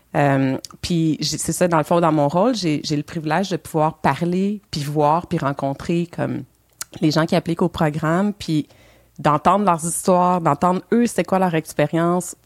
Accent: Montreal, Quebec, Canada; moved away as an adult; now in Elmer; Je suis née à Montréal.

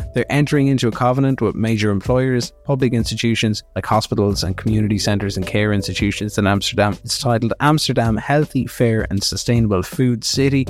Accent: Kilkenny, Leinster, Ireland; in Kilkenny, which is my hometown

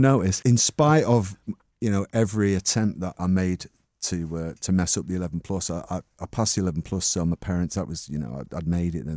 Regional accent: Manchester, North West England, United Kingdom; I was born in nineteen sixty-three in Ardwick, and, um, I mean, I was actually born in Longsight, and then, but I grew up in Ardwick

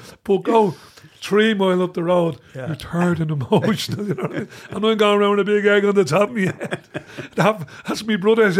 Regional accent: Dublin, Leinster, Ireland; also born or lived in Castleknock; up in Castleknock, where I live now, I'm from Dublin 7, Carbery

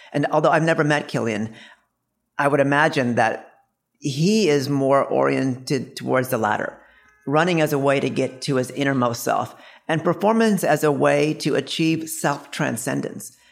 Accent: India; we're both from India

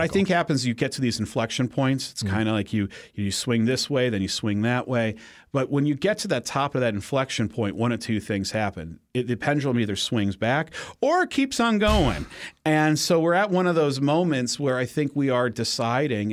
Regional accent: Cleveland, Ohio, United States; moved away; when I was growing up in Ohio

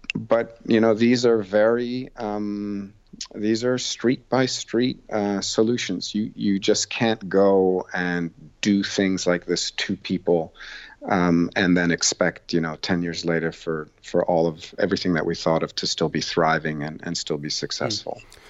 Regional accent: Boston, Massachusetts, United States; my hometown, Boston

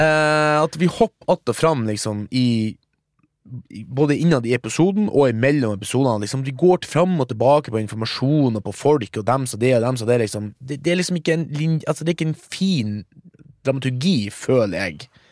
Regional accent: Mo i Rana, Nordland, Norway; now in Oslo, Norway; jeg er fra Mo i Rana, 39 år. Jobb som frilans filmarbeider i Oslo

